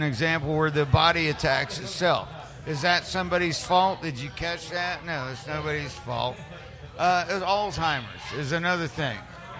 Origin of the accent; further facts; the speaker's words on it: West Virginia, United States; I'm from West Virginia